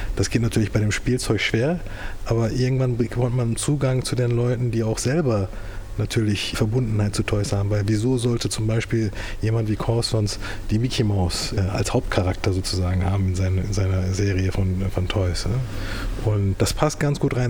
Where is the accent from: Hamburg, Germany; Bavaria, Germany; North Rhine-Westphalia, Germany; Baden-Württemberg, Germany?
North Rhine-Westphalia, Germany; Düsseldorf; also born or lived in Turkey; ich wurde damals mit zwei Jahren, die Eltern haben es entschieden, ne, nach Deutschland deportiert als Gastarbeiter